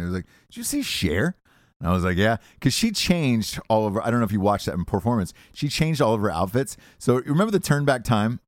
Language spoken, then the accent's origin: English; Georgia, United States; as a kid growing up in Georgia my whole life